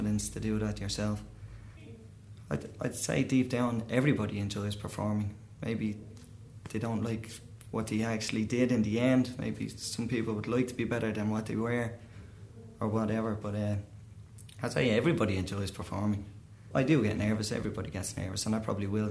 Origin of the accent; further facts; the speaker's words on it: Dublin, Leinster, Ireland; I'm from Dublin. I come from Green Hills in Dublin